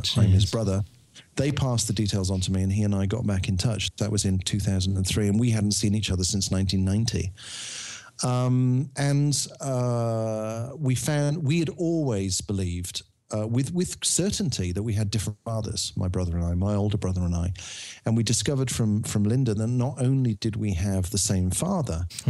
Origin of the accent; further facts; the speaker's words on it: Birmingham, West Midlands, United Kingdom; I'm from Birmingham.